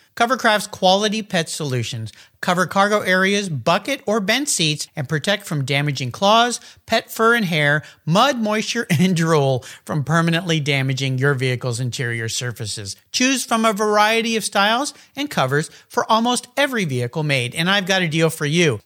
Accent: San Diego, California, United States; I grew up down in San Diego, we had this thing called shop class.

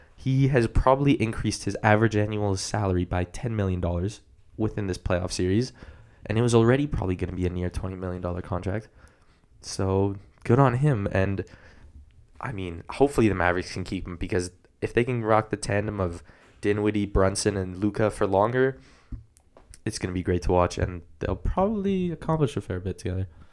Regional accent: Canada; We're Canadian

